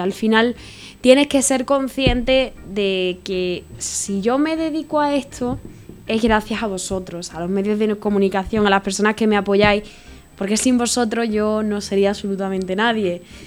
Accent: Málaga, Andalusia, Spain; also born or lived in Córdoba; por mi comunidad autónoma, yo soy de Málaga

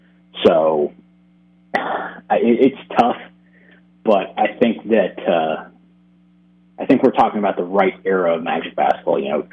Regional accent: Florida, United States; also born or lived in California; Yeah, I was actually born out on the West Coast. I was born in California, but I grew up in Florida

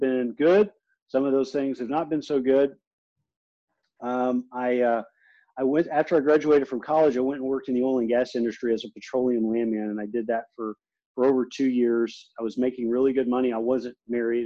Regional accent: Beaumont, Texas, United States; it's a town called Beaumont. And I grew up there

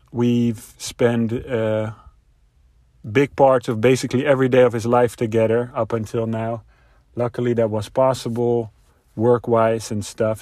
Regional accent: Netherlands; moved away as an adult; now in United States; I am a Dutch native, so that means I'm from Europe. I uh, live mainly in America

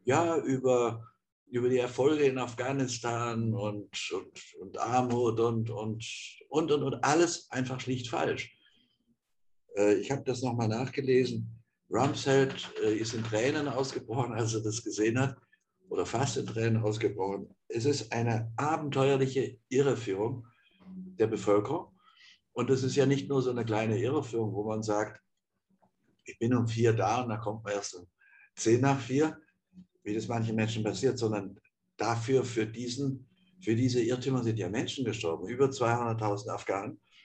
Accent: Offenburg, Baden-Württemberg, Germany; in Offenburg, wo ich geboren bin.

